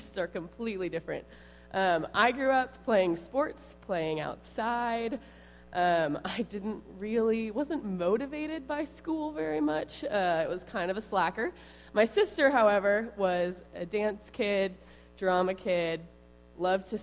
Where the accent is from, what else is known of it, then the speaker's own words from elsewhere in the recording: Tulsa, Oklahoma, United States; moved away as an adult; also born or lived in Dallas, Texas; now in Temple, United States; I grew up in Tulsa, Oklahoma.